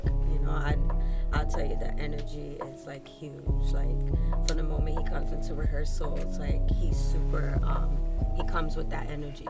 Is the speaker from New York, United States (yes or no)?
yes; New York City, New York, United States; now in Miami, United States; I'm from Brooklyn, New York.